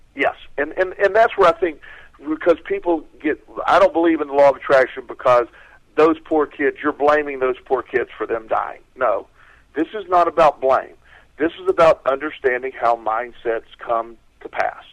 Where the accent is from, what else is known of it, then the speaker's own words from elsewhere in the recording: Florida, United States; growing up in Florida, I grew up with a lot of hurricanes.